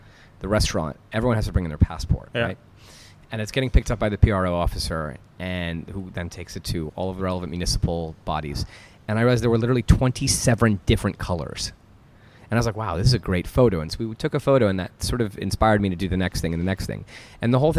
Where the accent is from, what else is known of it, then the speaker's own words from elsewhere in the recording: United States; now in United Arab Emirates; as an American. And I'm also, you know, my parents are French.